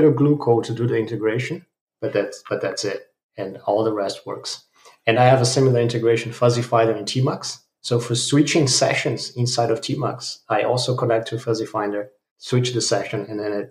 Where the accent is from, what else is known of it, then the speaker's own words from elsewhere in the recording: Brazil; now in Germany; I'm from Brazil, living in Germany.